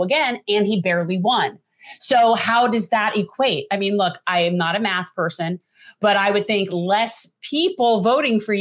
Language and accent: English; South Florida, United States; I grew up in South Florida